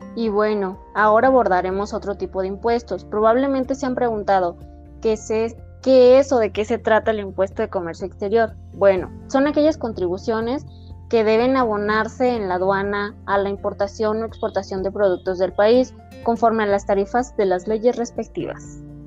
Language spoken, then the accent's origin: Spanish; Mexico; nosotros como mexicanos